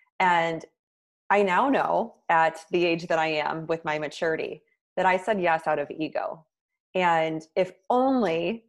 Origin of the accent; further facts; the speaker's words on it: Midwest, United States; moved away as an adult; now in New York City, United States; And then I moved to New York City from the Midwest, which was a big, long-time dream of mine. I moved there right after school.